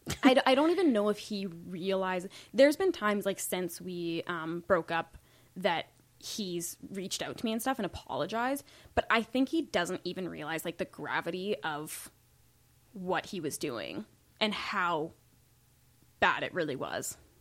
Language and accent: English; Saskatoon, Saskatchewan, Canada; moved away; I was born in Saskatoon